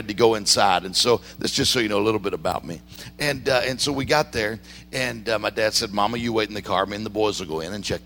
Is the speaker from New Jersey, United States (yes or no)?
no; Mississippi, United States; I grew up in Mississippi.